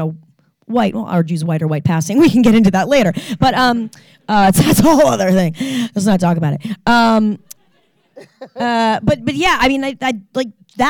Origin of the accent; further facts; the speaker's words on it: Southern California, United States; I'm from Southern California